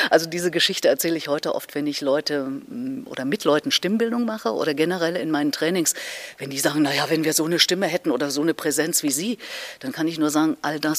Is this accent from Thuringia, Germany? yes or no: yes; Erfurt, Thuringia, Germany; Und alleine in Erfurt, in meiner Heimatstadt, wo ich damals ja lebte, gab es eine bessere Querflötistin als mich.